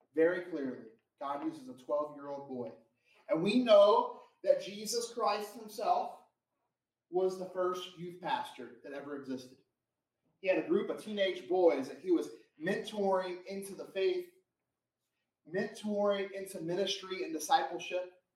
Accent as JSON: {"language": "English", "region": "Florida", "country": "United States", "moved": "yes", "said": "I'm from Florida."}